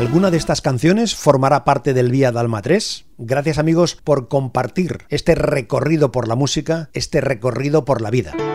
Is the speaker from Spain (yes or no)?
no; Canelones, Uruguay; soy de Uruguay, el departamento de Canelones.